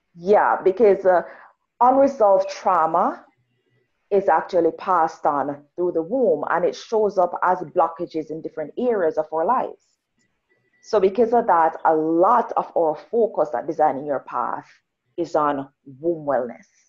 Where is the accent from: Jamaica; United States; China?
Jamaica; now in Canada; I'm Jamaican, rural Jamaican.